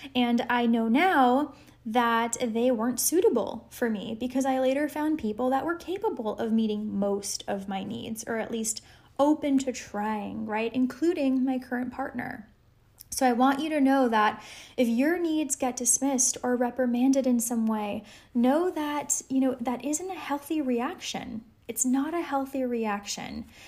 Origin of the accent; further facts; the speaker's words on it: Los Angeles, California, United States; now in Colorado, United States; I'm originally from Los Angeles